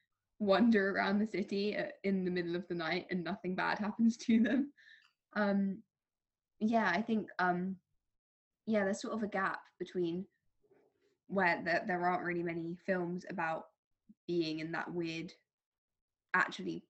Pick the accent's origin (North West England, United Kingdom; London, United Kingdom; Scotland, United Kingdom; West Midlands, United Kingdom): London, United Kingdom; I am from London